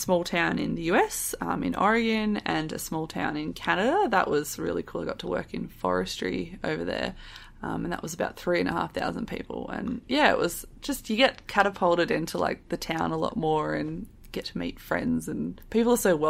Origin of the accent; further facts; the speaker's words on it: Adelaide, South Australia, Australia; moved away as an adult; also born or lived in Alice Springs; I'm actually from Adelaide. I'm one of those city people that moved to the country.